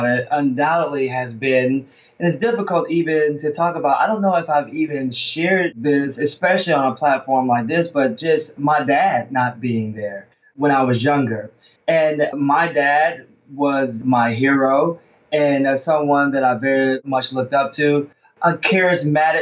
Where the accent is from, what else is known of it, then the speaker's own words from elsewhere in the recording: Alabama, United States; moved away; because I live up north and I'm actually from Alabama